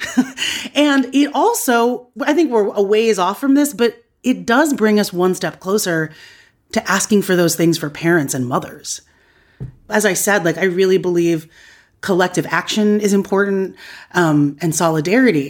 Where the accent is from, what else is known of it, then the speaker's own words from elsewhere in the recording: United States; I was raised by immigrants in America. I knew, like, I'm a first generation Filipino American